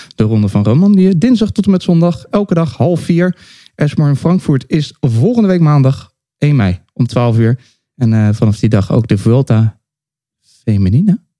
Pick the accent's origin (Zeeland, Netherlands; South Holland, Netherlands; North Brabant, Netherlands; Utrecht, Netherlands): South Holland, Netherlands; The Hague; in Den Haag met z'n drieën bij elkaar. Vijf minuten fietsen van eh, waar ik ben opgegroeid.